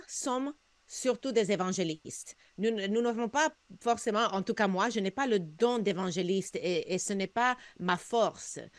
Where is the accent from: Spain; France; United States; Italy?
United States; now in Canada; J'ai grandi aux États-Unis, on avait beaucoup plus de chrétiens que ce qu'on a au Québec